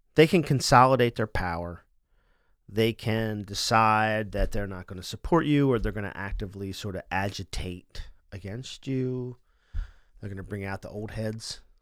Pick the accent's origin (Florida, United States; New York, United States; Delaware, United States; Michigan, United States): Delaware, United States; Wilmington; I was born in Wilmington General